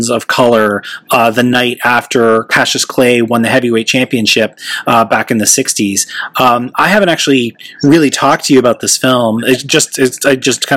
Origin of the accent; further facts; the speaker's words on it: Toronto, Ontario, Canada; my hometown of Toronto, Canada